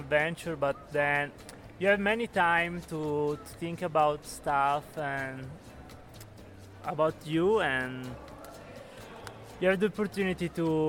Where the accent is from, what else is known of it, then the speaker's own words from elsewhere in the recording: Italy; I'm from Italy.